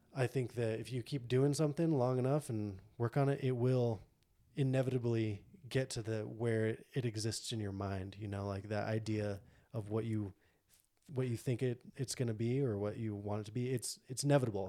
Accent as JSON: {"language": "English", "region": "Montana", "country": "United States", "tie": "born or raised there", "said": "I'm born and raised in Montana."}